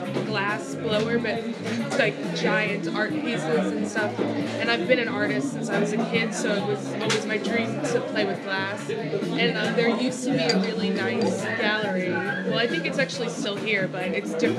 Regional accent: Pittsburgh, Pennsylvania, United States; moved away as an adult; also born or lived in Rome, Italy; now in Amsterdam, Netherlands; I'm from America, I'm from Pittsburgh, and I've lived here for 5 years now

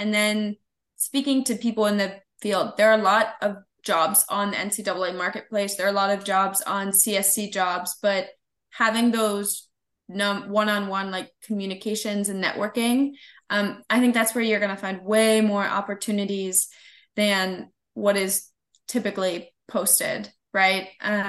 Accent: Columbus, Ohio, United States; I'm from like Columbus, Ohio. Like I was an Ohio State fan from the minute I was born. I was born like in Ohio State Hospital, right?

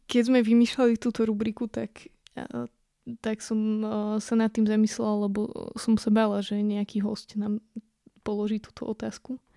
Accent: western Slovakia, Slovakia; now in eastern Slovakia, Slovakia; u nás na západe, na juhu, kde je úplná rovina, ako v podstate tu na východe, kde teraz bývame, kde sú vlastne všade na okolí hory.

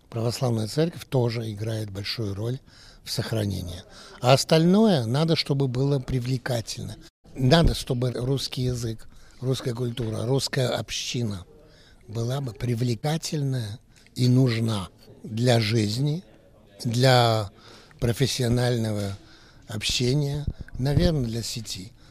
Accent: France; born there; Так что вот и устроились во Франции, я родился во Франции.

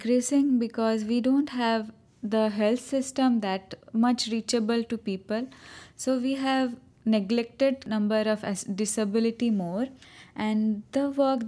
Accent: Cuttack, Odisha, India; first language Odia; English is a second language; I have been born and brought up there

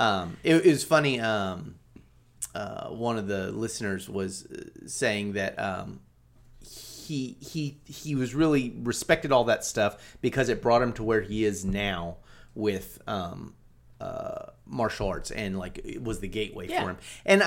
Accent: California, United States; I grew up on Del Taco. And it was just a culture shock to me, you know? Like, these are other Californians.

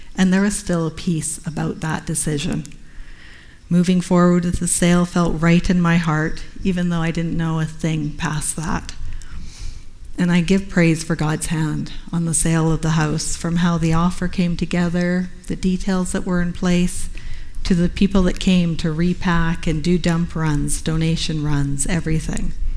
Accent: Canada; being a Canadian covenant missionary.

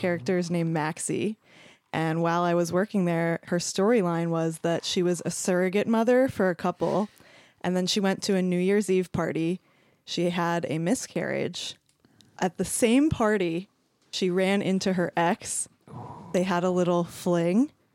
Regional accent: New Jersey, United States; I'm from Eastern Jersey

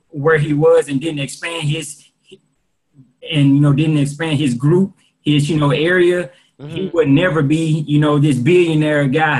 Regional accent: Jackson, Mississippi, United States; also born or lived in Fayetteville, North Carolina; I'm from Jackson, Mississippi. Went to Lanier High School, 833 West Maple Street

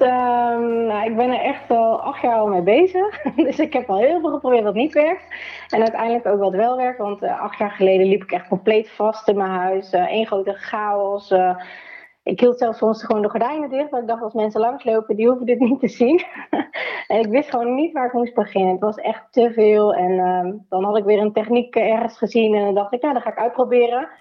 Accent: Nijmegen, Gelderland, Netherlands; ik kom uit Nijmegen

